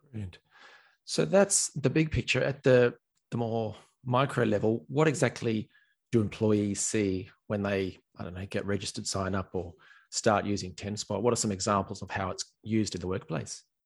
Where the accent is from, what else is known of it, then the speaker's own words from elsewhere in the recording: Australia; now in Ireland; I'm an Aussie